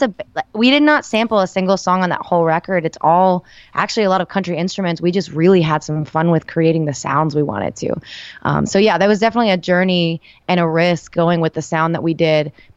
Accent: El Salvador; moved away; I was born in El Salvador, which is not exactly the country music capital

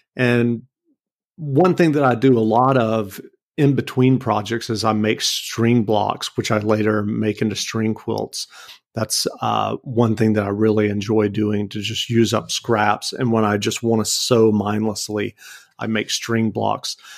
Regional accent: Macon, Georgia, United States; moved away as an adult; also born or lived in New York City; now in Northampton, United States; I grew up in Macon, Georgia, and the joke is that I keep moving further and further north

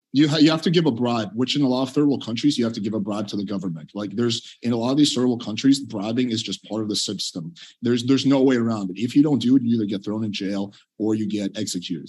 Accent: Russia; now in United States; I was born in Russia.

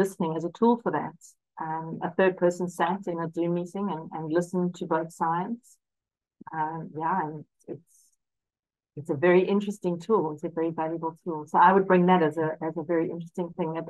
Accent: South Africa; I'm South African and I was educated during the apartheid era

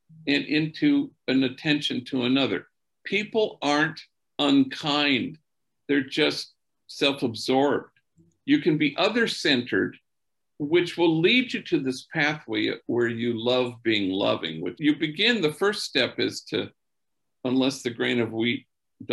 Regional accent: Los Angeles, California, United States; growing up in Los Angeles

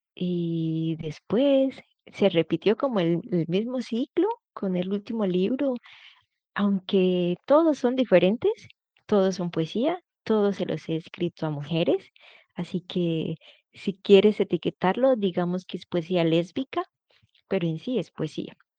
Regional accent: Colombia; now in Angers, France; soy colombiana

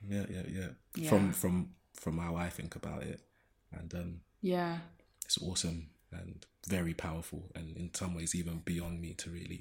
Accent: London, United Kingdom; And then there's a flip side of growing up in Zone 1 in Shoreditch in Old Street.

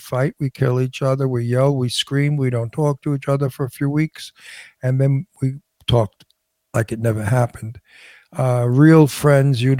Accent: New York City, New York, United States; now in California, United States; growing up in Brooklyn

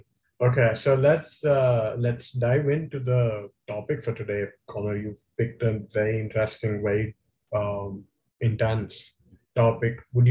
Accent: India; now in Toronto, Canada; And I was coming from India, where that pressing that button is the equivalent of the emergency alarm that you have in the TTC

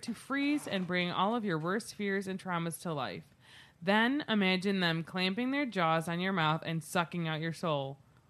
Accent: United States; But I'm American

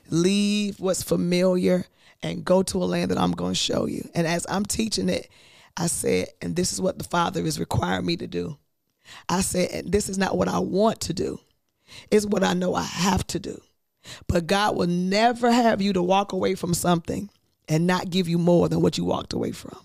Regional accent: Virginia, United States; moved away as an adult; I am from Virginia

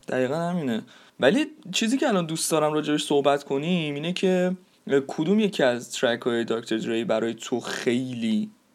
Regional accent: Iran

